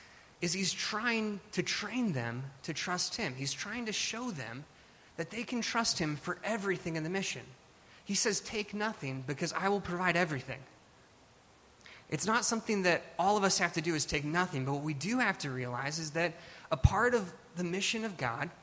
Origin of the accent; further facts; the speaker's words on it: Alaska, United States; now in California, United States; I grew up in Alaska